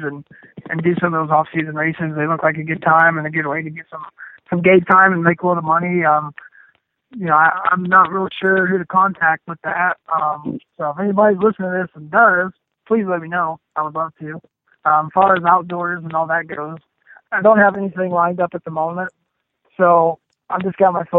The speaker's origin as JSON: {"language": "English", "region": "Texas", "country": "United States", "tie": "born or raised there", "said": "growing up in Texas, we got a lot of black dirt"}